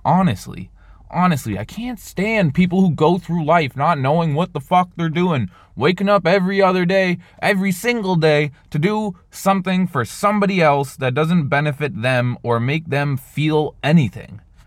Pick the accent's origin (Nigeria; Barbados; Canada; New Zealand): Canada; I'm Canadian